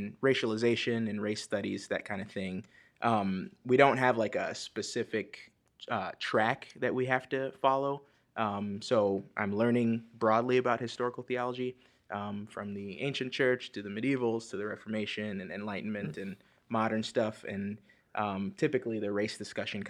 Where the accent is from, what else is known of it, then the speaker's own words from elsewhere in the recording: South Florida, United States; moved away as an adult; also born or lived in Dominica / Chicago; now in Wheaton, United States; I was born in South Florida